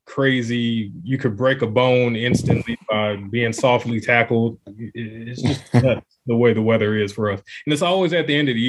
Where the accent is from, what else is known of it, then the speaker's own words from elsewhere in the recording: Chicago, Illinois, United States; From Chicago, born and raised, never lived anywhere else.